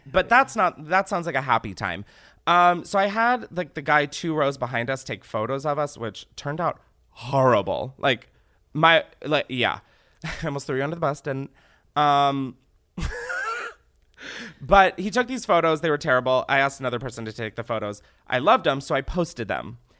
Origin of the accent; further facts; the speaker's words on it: Delaware, United States; I'm from Delaware. My mom raised me there